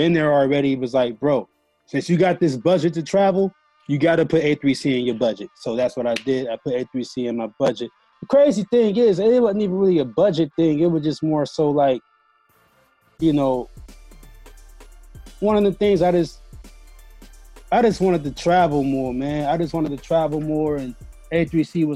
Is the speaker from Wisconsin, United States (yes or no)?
yes; Milwaukee, Wisconsin, United States; I'm from Milwaukee, Wisconsin